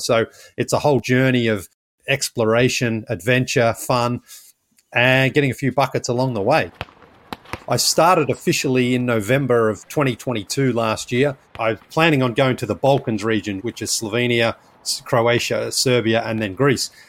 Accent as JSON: {"language": "English", "country": "Australia", "moved": "yes", "lives_now": "United States"}